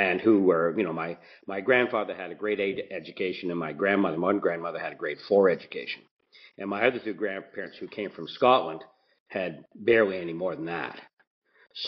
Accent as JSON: {"language": "English", "town": "Mississauga", "region": "Ontario", "country": "Canada", "tie": "born or raised there", "said": "where I grew up in Port Credit."}